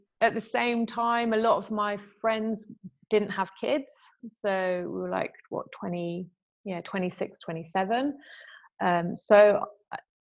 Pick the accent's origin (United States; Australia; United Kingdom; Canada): United Kingdom; moved away as an adult; now in France; my hometown and where all my friends have been. And, you know, I was very, very, very close to my friends in the UK